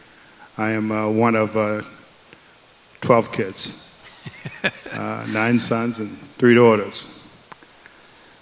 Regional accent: the South, United States; we grew up, I grew up in the 60s, and we grew up in the South

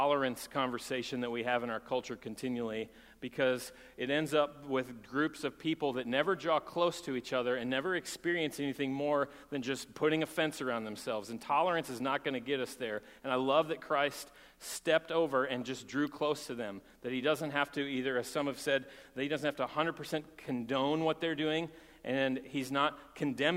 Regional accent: Texas, United States; moved away; I'm from Texas

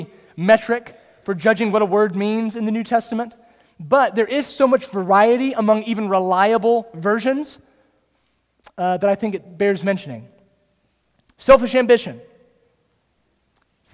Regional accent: Kernersville, North Carolina, United States; I grew up in Kernersville.

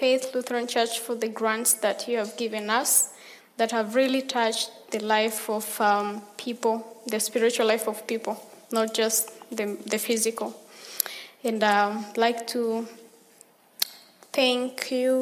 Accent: Tanzania; I came from Tanzania, and I'll be here for 7 weeks

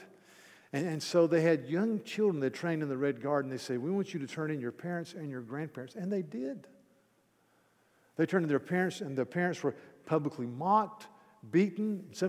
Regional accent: North Carolina, United States; I grew up in Mayberry

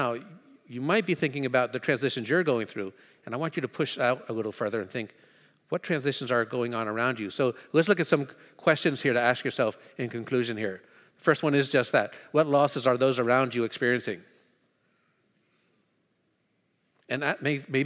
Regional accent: New Jersey, United States; moved away as an adult; also born or lived in Thailand / Hong Kong / Hanover, Pennsylvania; I'm from North Jersey

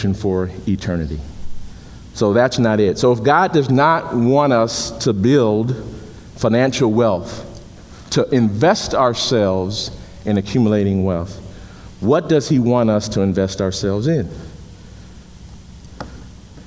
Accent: Chicago, Illinois, United States; When I was a kid growing up in Chicago

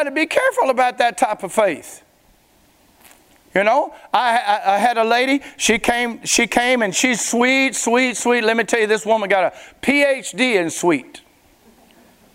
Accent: Springhill, Louisiana, United States; moved away; I'm from Spring Hill, Louisiana. Back when I was a teenager, all we did was drag Main.

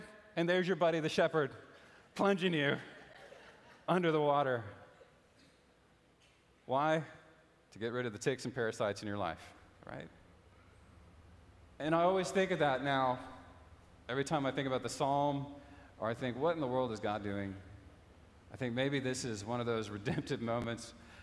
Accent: United States; also born or lived in Houston, Texas / Lafayette, Louisiana; now in East Texas, United States; I grew up in Houston and Lafayette and the cities and the burbs

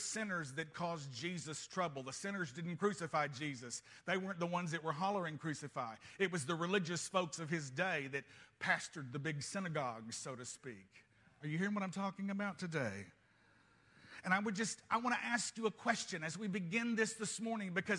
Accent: United States; I'm a Christian first and I happen to be American

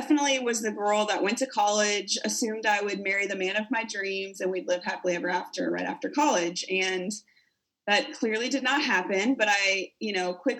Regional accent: South Dakota, United States; moved away as an adult; also born or lived in Kentucky / Missouri / Tennessee / Colorado; I'm originally from South Dakota

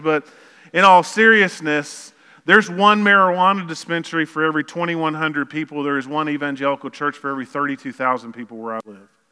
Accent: Lower Arkansas, United States; we grew up in Lower Arkansas

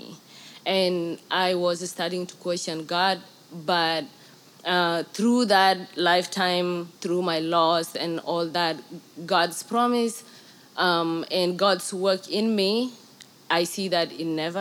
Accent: Sudan; moved away; I'm from Sudan. And throughout my life, I lived in war my entire life.

